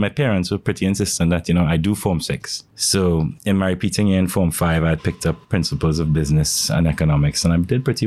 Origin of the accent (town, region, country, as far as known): St. Augustine, Trinidad & Tobago; born or raised there; also born or lived in Woodbrook, Port of Spain, Trinidad and Tobago